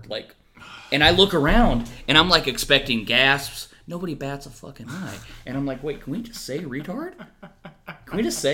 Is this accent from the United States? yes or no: yes; West Texas, United States; I grew up in West Texas